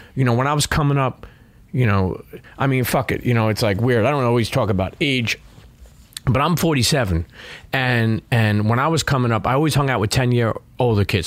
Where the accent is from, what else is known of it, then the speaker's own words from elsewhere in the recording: New York City, New York, United States; I grew up in Brooklyn